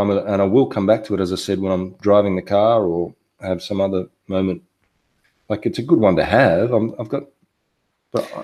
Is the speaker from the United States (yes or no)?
no; Australia; I'm from Australia